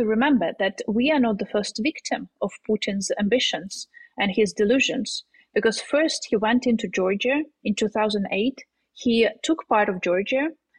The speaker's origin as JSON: {"language": "English", "town": "Kharkiv", "region": "Kharkiv Oblast", "country": "Ukraine", "tie": "born or raised there", "second_language": "English", "moved": "yes", "lives_now": "Kyiv, Ukraine", "said": "I was born and raised in Kharkiv."}